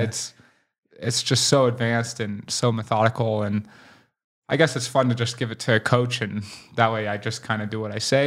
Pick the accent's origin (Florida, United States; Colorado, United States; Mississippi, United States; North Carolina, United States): Colorado, United States; Boulder; I grew up in Boulder